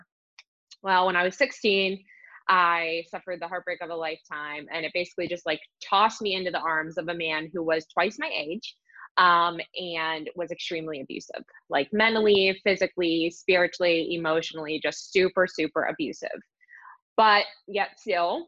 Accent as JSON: {"language": "English", "town": "Pittsburgh", "region": "Pennsylvania", "country": "United States", "said": "I am from Pittsburgh, PA"}